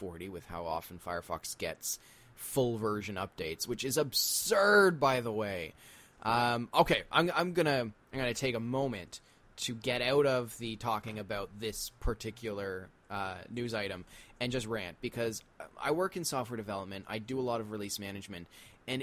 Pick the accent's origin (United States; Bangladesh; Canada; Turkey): Canada; I'm from Canada